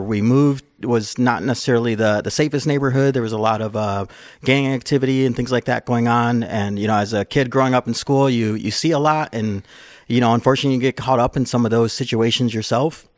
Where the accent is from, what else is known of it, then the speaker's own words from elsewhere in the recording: Chicago, Illinois, United States; I grew up in, uh, Chicago. I lived on the east side of Chicago